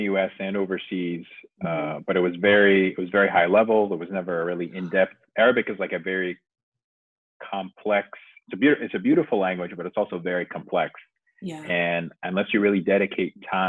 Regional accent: United States; first language English; also born or lived in United Arab Emirates; I grew up and spent a majority of my life in the US, so my English is fluent.

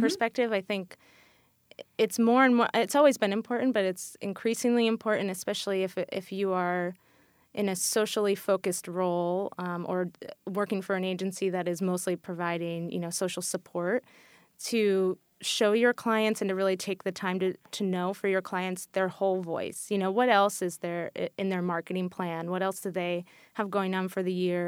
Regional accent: New York, United States; also born or lived in New Zealand; I'm from New York originally, and I went to school here, and I had lived and worked here

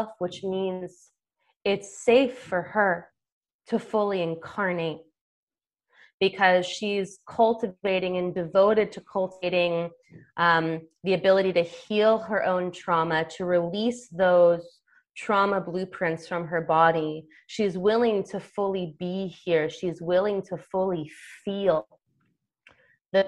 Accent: United States; I come from American culture

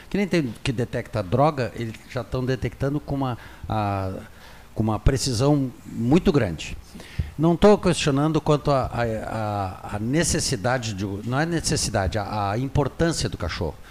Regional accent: Pelotas, Rio Grande do Sul, Brazil; moved away as an adult; quando eu saí de Pelotas há 40 anos atrás, eu trabalhava durante a madrugada ali numa loja de conveniência que nós tínhamos

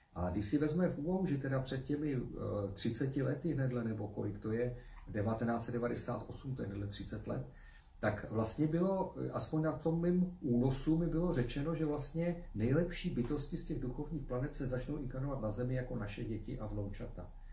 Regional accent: Czechia; jako Češi

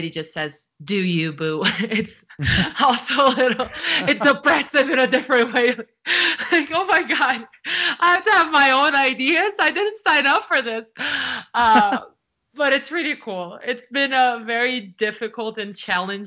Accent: Brazil; English is a second language; moved away; in Brazil, like, the way I grew up was reading subtitles

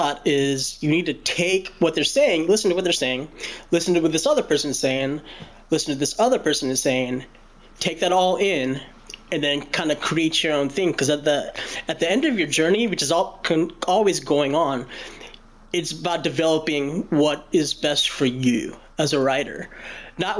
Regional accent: Louisville, Kentucky, United States; I was born in Louisville, Kentucky, and it's where I reside now

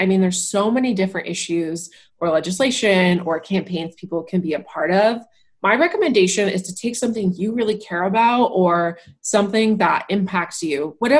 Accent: Ohio, United States; now in California, United States; So I moved to California from Northwest Ohio 3 years ago now.

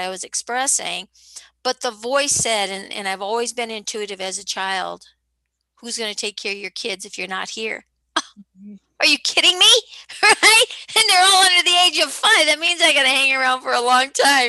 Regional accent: Midwest, United States; I grew up in the Midwest, second oldest of 11 kids

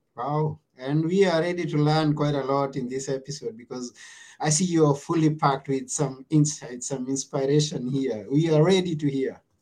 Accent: Kenya; from where I come from, I come from Kenya

